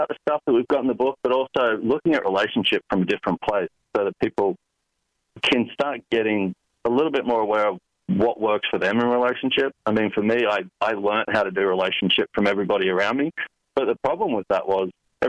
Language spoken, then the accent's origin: English; Sunshine Coast, Queensland, Australia; now in Los Angeles, United States; grew up in Australia